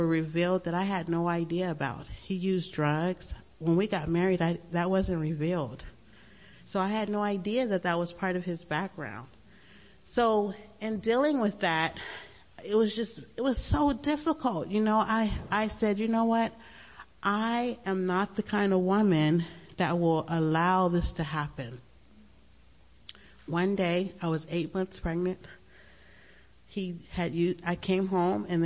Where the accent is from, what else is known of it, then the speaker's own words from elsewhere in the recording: Long Beach, California, United States; I grew up in Long Beach, and it was a great time, you know, in the 70s